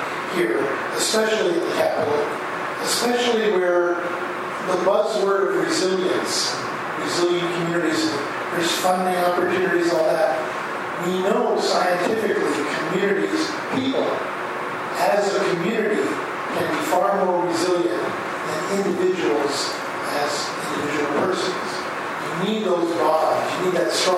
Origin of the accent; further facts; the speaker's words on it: New Jersey, United States; I grew up in New Jersey.